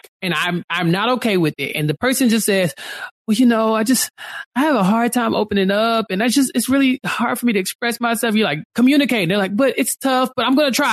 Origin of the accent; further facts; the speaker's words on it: United States; I'm an American